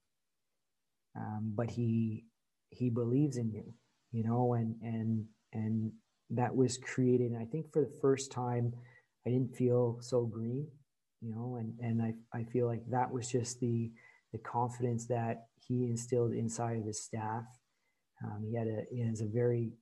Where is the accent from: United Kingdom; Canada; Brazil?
Canada; Courtice, Ontario; also born or lived in Saint-Bruno, Quebec, Canada; when we moved to Curtis, Ontario, which is, you know, it's a 9-iron to Oshawa. It's just right on the border of it. So I grew up, you know, in that area.